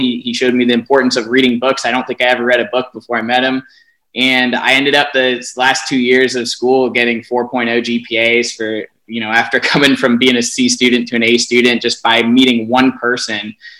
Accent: Falls Church, Virginia, United States; I grew up in Falls Church, Virginia, right outside of Washington, D.C.

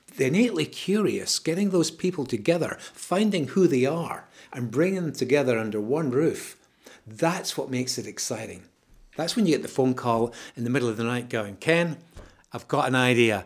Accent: Scotland, United Kingdom; I'm Scottish

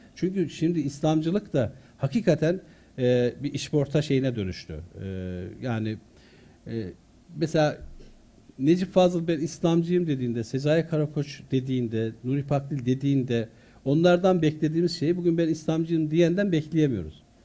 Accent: Konya, Turkey; also born or lived in Artvin / Çumra; ben e, İmam Hatip'te okurken Konya'da büyüdüm.

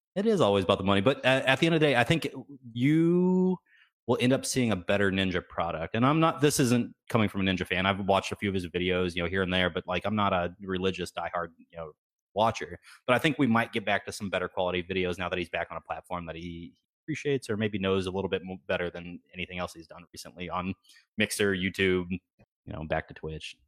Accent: Texas, United States; born or raised there

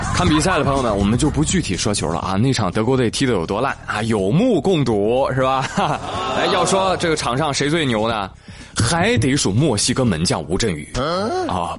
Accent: China; 作为中国人，自豪感油然而生啊

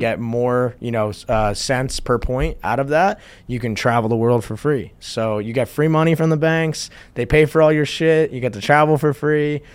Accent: New Jersey, United States; moved away; my hometown in New Jersey

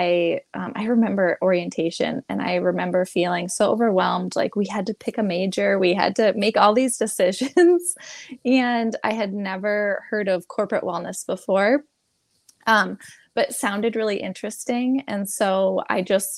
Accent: Michigan, United States; also born or lived in California; I moved away from Michigan, is where I am from

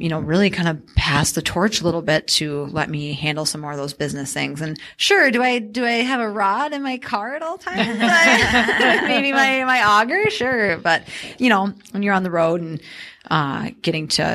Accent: Lake Superior, Minnesota, United States; growing up on Lake Superior, having that out the back door

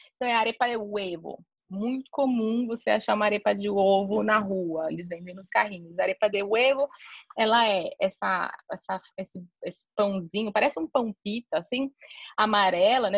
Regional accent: São Paulo, Brazil; moved away as an adult; now in Cartagena, Colombia; eu sou brasileira, né? Eu sou de São Paulo.

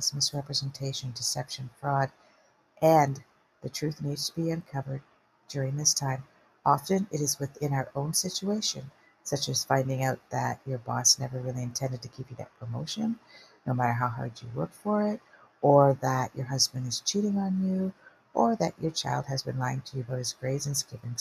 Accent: Canada; I'm Canadian

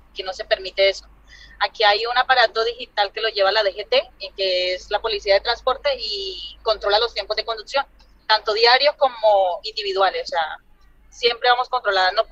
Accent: Palermo, Huila, Colombia; moved away as an adult; now in Andalusia, Spain; Nacida y criada en Palermo, Huila, claro.

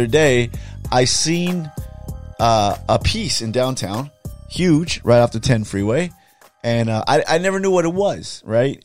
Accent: Los Angeles, California, United States; I grew up in Southeast LA, Bell, mm-hmm. Cudahy

